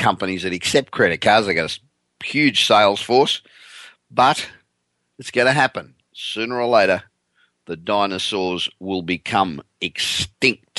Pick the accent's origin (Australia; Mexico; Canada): Australia; moved away as an adult; now in California, United States; I'm originally Australian. I've been living in California for 27 years, but originally Australian.